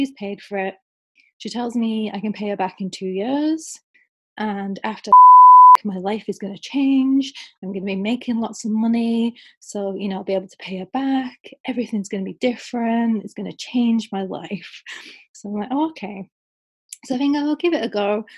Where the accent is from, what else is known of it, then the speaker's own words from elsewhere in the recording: the north of England, United Kingdom; I moved away from the South. So I'm back in the North of England now.